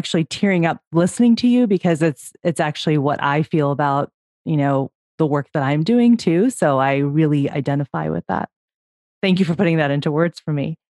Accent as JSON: {"language": "English", "town": "Chicago", "region": "Illinois", "country": "United States", "said": "I'm from Chicago"}